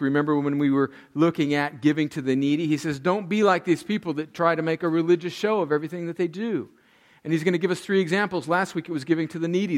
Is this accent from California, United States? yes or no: yes; El Centro, California, United States; moved away as an adult; also born or lived in New York; went home to El Centro, California for Thanksgiving. That's my hometown. I moved away from 503 Winsley, El Centro, California, in June of 1989. I went away to college in New York, left. I was 18 years old